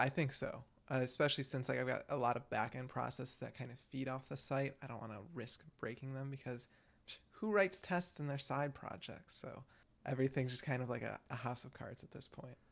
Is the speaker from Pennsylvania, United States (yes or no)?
no; Michigan, United States; I'm from Michigan and I'm constantly called out for my accent